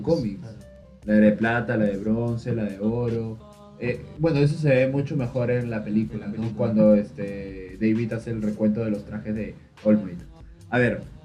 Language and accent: Spanish; Peru; somos de Perú